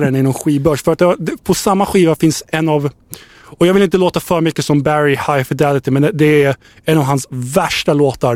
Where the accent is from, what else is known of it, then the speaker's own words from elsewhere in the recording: Södertälje, Stockholm County, Sweden; jag är från Södertälje